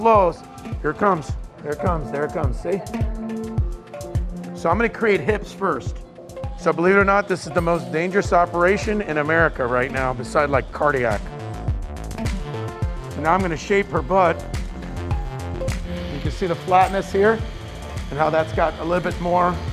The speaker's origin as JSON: {"language": "English", "region": "East Coast", "country": "United States", "moved": "yes", "lives_now": "Texas, United States", "said": "I'm from the East Coast, but I live in the great state of Texas."}